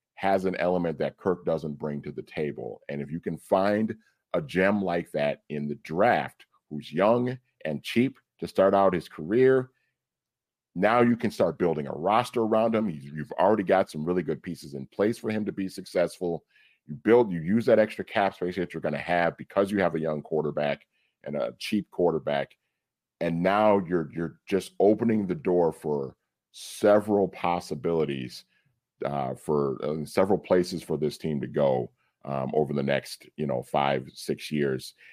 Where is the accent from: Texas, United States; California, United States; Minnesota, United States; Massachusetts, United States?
Minnesota, United States; growing up in Minnesota as a Vikings fan, as a kid